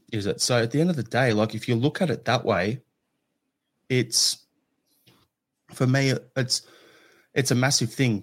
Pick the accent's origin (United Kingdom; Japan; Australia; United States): Australia; growing up in Australia